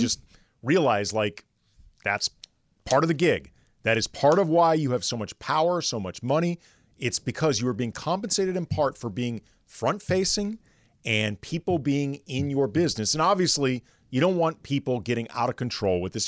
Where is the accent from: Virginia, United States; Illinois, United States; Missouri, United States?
Missouri, United States; St. Louis; moved away; I grew up in St. Louis